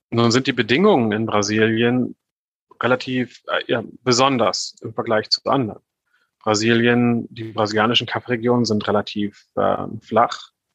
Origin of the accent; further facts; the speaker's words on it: Northern Germany, Germany; ich bin, ich bin Norddeutscher vom Hintergrund her. Ich weiß nicht, ob man mir das äh, sehr stark anhört. Aber bei uns, wo ich herkomme, äh, ist alles flach